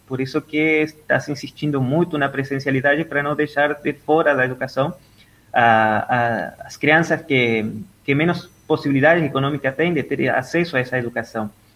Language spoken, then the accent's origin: Portuguese; Entre Ríos, Argentina; Portuguese is a second language; moved away as an adult; also born or lived in Buenos Aires, Argentina; now in Brazil; eu nasci na Argentina, na, na, no estado de Entre Rios, aí bem na divisa com, com Uruguai, eh, é, bem no interior. Eh, até ontem estava lembrando com os colegas que encontrei nas redes sociais sobre a, a vida do interior, estudar da escola, ir no, no campo